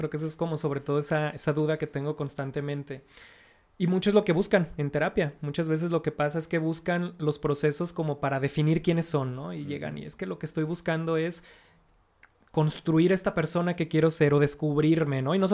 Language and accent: Spanish; Mexico; Yo soy mexicano porque no soy estadounidense